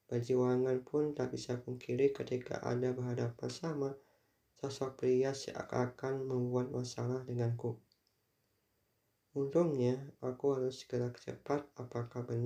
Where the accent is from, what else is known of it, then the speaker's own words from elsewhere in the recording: Tasikmalaya, West Java, Indonesia; Mungkin dulu aku pernah terlibat pertengkaran ketika SMA di Tasikmalaya terlibat tawuran melawan SMA dari Bandung.